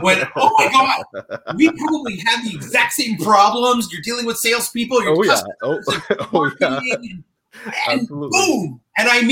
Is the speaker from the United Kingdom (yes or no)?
no; Alberta, Canada; moved away as an adult; also born or lived in Ontario; now in Silicon Valley, United States; I was born and raised in Alberta, spent most of my life there